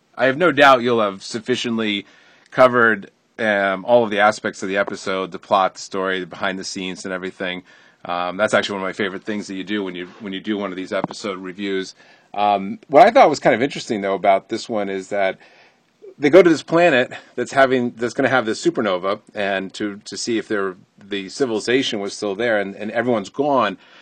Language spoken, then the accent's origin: English; Connecticut, United States; where I grew up in Connecticut